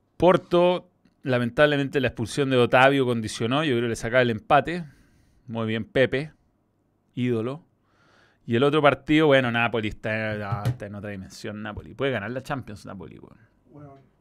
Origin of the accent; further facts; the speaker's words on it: Chile; como chilenos